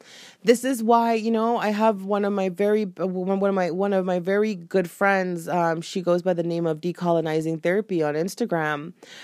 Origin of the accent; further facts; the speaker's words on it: Jamaica; I knew the culture that I was born into. And I knew being Jamaican and having Jamaican parents, they would not understand.